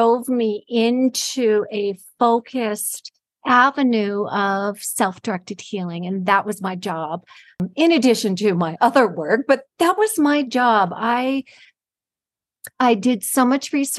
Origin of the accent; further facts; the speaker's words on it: Los Angeles, California, United States; moved away; I'm originally from California, from Los Angeles